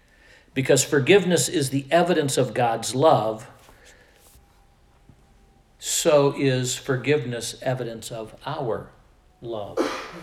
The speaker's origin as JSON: {"language": "English", "region": "Midwest", "country": "United States", "tie": "born or raised there", "also_born_or_lived": "Iowa", "said": "I grew up in the Midwest. I spent the next 13 years after my formative years and after my college years, I spent those in Iowa, whatever accent Iowans have."}